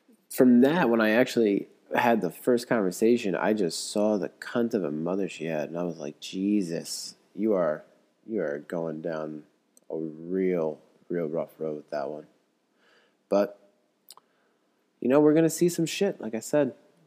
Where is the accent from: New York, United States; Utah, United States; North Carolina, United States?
New York, United States; moved away; growing up in New York